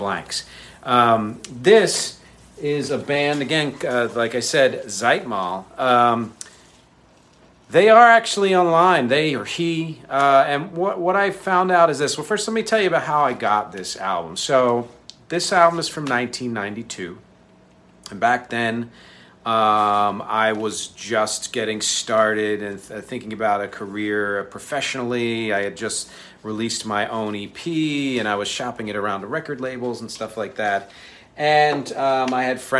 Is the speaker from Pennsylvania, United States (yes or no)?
yes; Philadelphia, Pennsylvania, United States; I was born in Philly